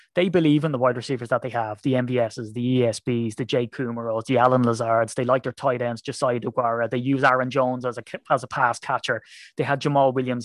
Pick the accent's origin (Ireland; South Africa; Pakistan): Ireland; I'm an Irishman